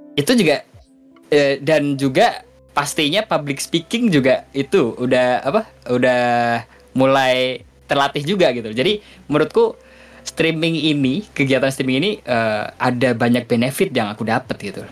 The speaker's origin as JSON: {"language": "Indonesian", "town": "Kudus", "region": "Central Java", "country": "Indonesia", "said": "di kotaku Kudus ada dua Sunan"}